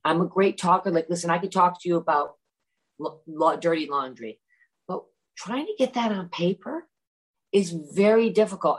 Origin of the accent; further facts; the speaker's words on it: Great Barrington, Massachusetts, United States; moved away; also born or lived in London; when I lived in London or when I grew up in Great Barrington